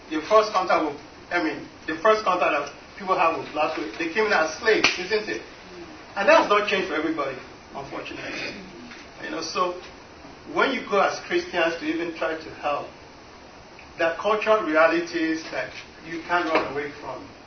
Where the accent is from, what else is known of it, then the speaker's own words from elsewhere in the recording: Nebraska, United States; moved away; also born or lived in Nigeria; I grew up in Nebraska.